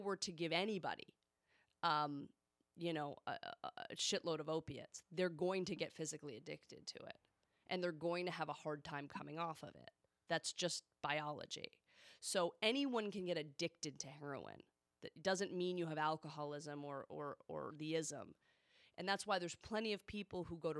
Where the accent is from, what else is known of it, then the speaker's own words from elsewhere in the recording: Boston, Massachusetts, United States; also born or lived in Newton, Massachusetts; now in California, United States; I'm from Boston